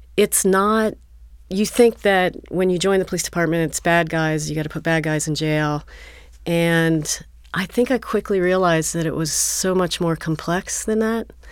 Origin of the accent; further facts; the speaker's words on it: Northern Kentucky, United States; moved away as an adult; also born or lived in Los Angeles / Florida / Atlanta; now in Cincinnati, United States; I moved back when I was about six years old in Northern Kentucky. I grew up there